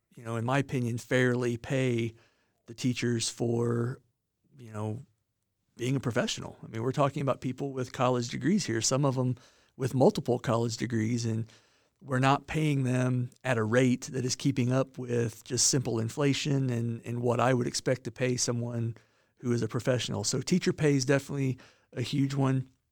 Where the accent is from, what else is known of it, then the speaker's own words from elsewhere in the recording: Monticello, Indiana, United States; moved away as an adult; now in southern Indiana, United States; I, uh, grew up in Monticello, Indiana, which is northern Indiana